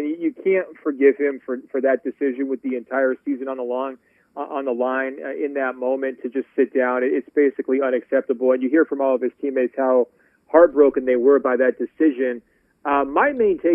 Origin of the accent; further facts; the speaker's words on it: Portland, Oregon, United States; moved away; I'm from Portland, Oregon originally